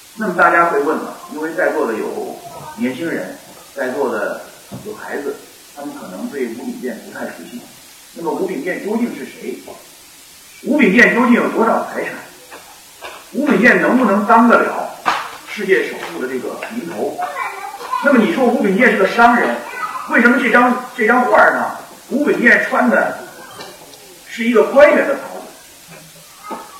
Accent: Henan, China; now in Beijing, China; 我的老家在河南，呃，跟广东相隔一千多公里。我现在在北京工作

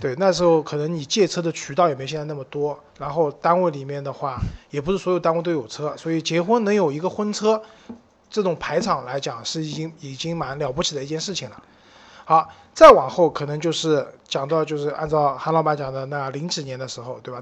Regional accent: Shanghai, China; 对于我们上海人来讲，董家渡花鸟市场是一个蛮有标志性的地方

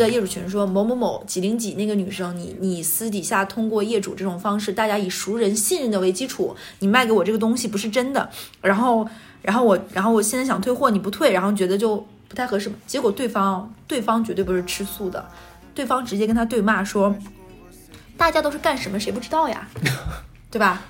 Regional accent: Jilin, China; moved away; 吉林的，我老家

